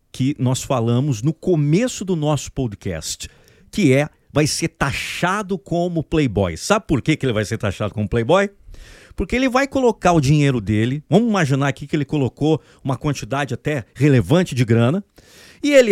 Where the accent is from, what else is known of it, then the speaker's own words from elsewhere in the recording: Brazil; Nós Somos pessoas motivadas, nós somos brasileiros com muito orgulho, mas nunca foi uma. uma é, é, colocar todos os ovos no nosso país nunca foi um negócio bacana